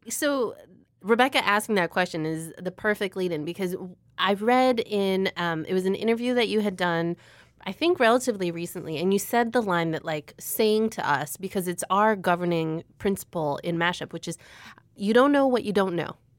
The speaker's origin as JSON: {"language": "English", "area": "Chicago suburbs", "region": "Illinois", "country": "United States", "tie": "born or raised there", "said": "growing up in the Chicago suburbs"}